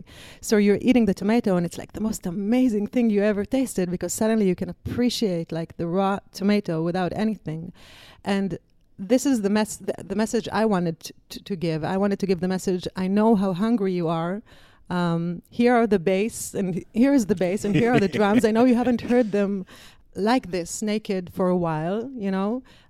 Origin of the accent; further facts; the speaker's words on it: Israel; English is a second language; And I came from Israel. I wanted to tour the States. I wanted to tour Europe for a girl from Israel.